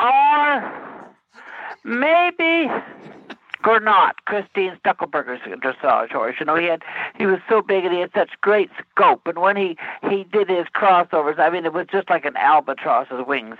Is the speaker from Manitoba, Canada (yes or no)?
yes; Red River Valley, Western Canada, Manitoba, Canada; being from Western Canada